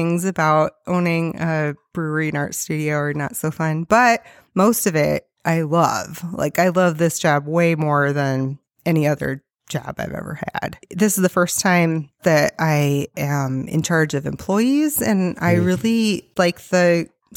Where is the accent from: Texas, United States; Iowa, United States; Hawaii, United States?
Iowa, United States; Spillville; And so I grew up outside of Spillville on a mm-hmm. farm. Conover would be the name of the little town that was next to where I grew up.